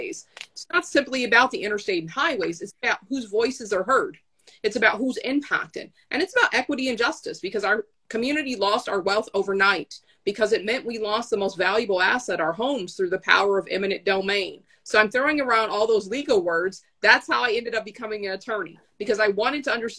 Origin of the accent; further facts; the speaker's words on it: St. Paul, Minnesota, United States; I'm here in St. Paul, Minnesota, and that's my hometown